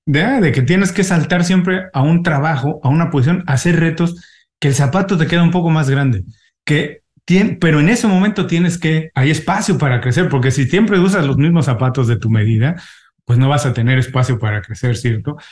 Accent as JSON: {"language": "Spanish", "region": "Mexico City", "country": "Mexico", "accent": "Mexican", "moved": "yes", "lives_now": "Miami, United States", "said": "yo vivo en Miami, soy mexicano. Afortunadamente no he perdido mi acento mexicano, este, pero eh, soy de la Ciudad de México."}